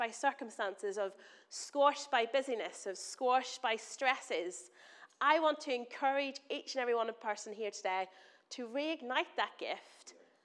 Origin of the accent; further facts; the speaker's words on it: Northern Ireland, United Kingdom; moved away; I'm from Northern Ireland. I'm going to say words that probably don't make sense to you in my accent.